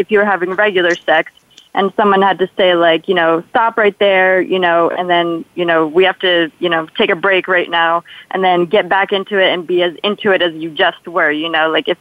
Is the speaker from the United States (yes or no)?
no; Poland; accent: Polish; moved away; I'm originally from Poland, so sometimes I say things a little bit weird, especially if I talk a little too much. So my Polish accent comes out a little bit